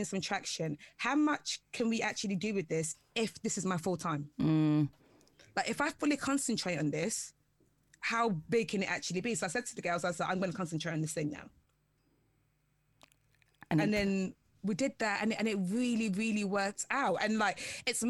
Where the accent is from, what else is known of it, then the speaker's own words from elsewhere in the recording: London, United Kingdom; I'm from London.